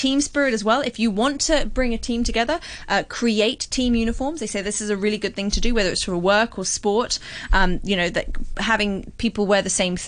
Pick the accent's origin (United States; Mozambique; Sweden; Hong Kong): Hong Kong; I was brought up in Hong Kong.